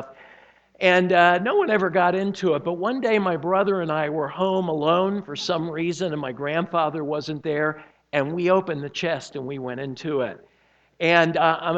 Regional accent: Miami, Florida, United States; I was born and raised in Miami

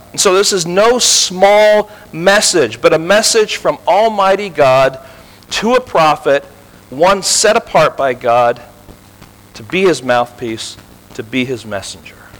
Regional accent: Tel Aviv, Tel Aviv District, Israel; now in California, United States; I was born in Tel Aviv

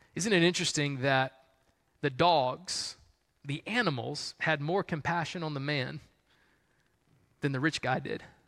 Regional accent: Columbia, South Carolina, United States; I grew up in Columbia, South Carolina

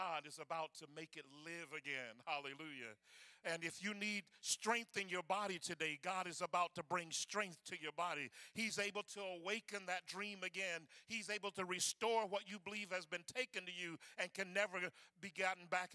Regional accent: the Florida Panhandle, United States; In that part of Florida that I grew up in, the Panhandle

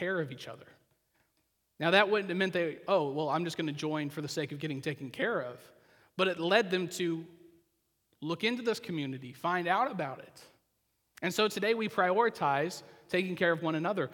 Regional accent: Oklahoma, United States; I grew up in the Christian church in Oklahoma, which meant I was really Baptist

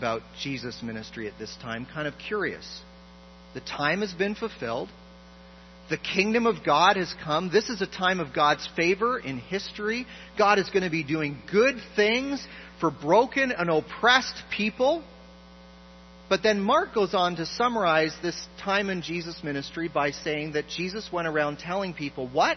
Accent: Toronto, Ontario, Canada; I grew up in a wonderful church in Toronto

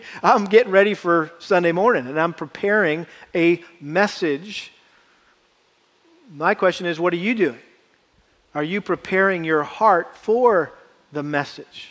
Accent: Massachusetts, United States; a young boy growing up in Massachusetts

